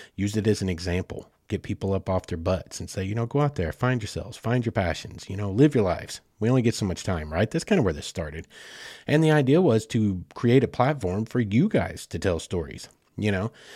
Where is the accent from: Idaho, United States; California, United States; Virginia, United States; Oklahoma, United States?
Oklahoma, United States; Southeast; I'm from Southeast Oklahoma